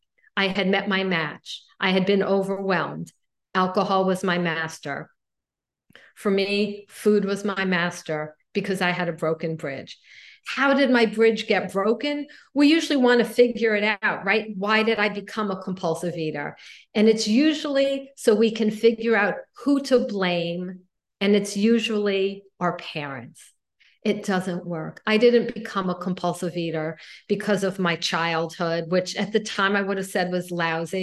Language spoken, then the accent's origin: English; Miami Beach, Florida, United States; I grew up in Miami Beach